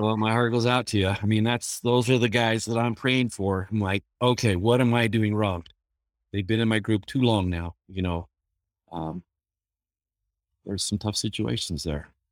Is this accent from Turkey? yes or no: no; Bountiful, Utah, United States; growing up in Bountiful